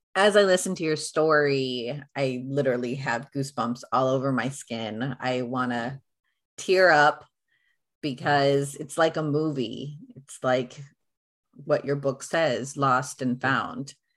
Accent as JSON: {"language": "English", "country": "United States", "said": "having being a first generation in America"}